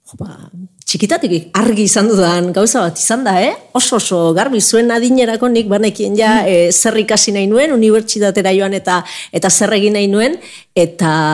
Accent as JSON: {"language": "Basque", "town": "Zumaia", "region": "Basque Country", "country": "Spain", "said": "futbol talde bat zegoelako nire herrian, zumaian"}